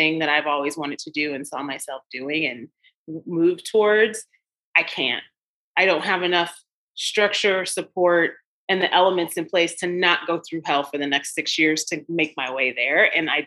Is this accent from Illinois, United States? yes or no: yes; Chicago, Illinois, United States; moved away; I'm a native Chicagoan, grew up in the South Side of Chicago.